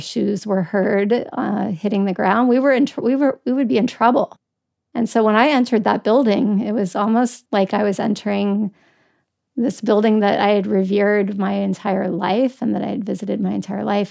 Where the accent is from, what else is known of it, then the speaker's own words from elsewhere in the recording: Washington, District of Columbia, United States; I grew up in Washington DC, so we frequently visited the Senate, the Supreme Court, the White House for field trips